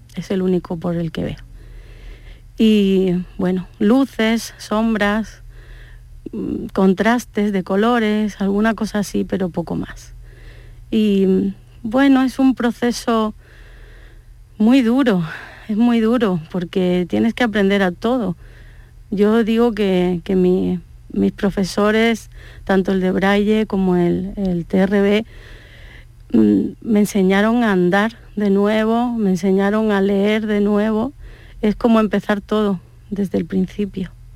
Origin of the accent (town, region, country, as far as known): Málaga, Andalusia, Spain; born or raised there; also born or lived in Córdoba